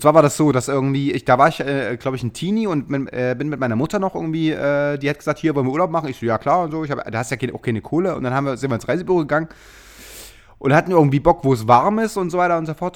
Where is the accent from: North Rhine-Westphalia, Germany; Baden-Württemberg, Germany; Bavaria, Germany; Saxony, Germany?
Saxony, Germany; Chemnitz; born or raised there